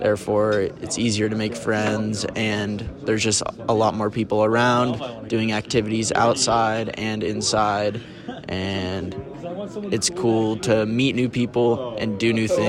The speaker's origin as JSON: {"language": "English", "region": "California", "country": "United States", "said": "I came here alone from California and I didn't know anyone."}